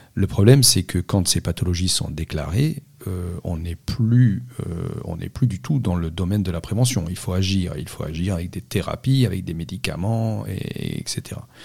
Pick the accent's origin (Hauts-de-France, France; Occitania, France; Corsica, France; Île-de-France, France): Corsica, France; Je suis né en Corse et grandi en Corse